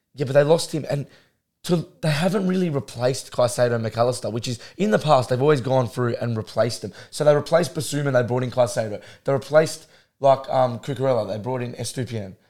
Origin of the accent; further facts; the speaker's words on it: Australia; we're Australian